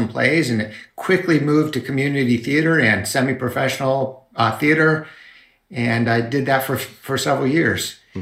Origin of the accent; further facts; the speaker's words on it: Connecticut, United States; Originally Connecticut